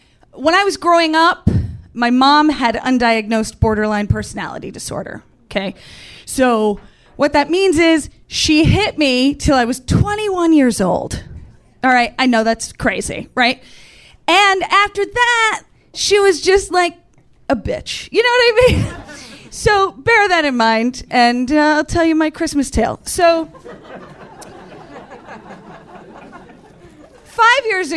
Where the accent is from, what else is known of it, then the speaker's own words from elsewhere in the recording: Central New York, United States; moved away; I grew up in Central New York